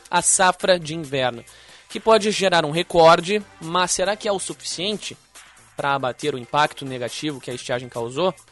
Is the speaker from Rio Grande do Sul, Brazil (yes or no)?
yes; Alvorada, Rio Grande do Sul, Brazil; também sou de Alvorada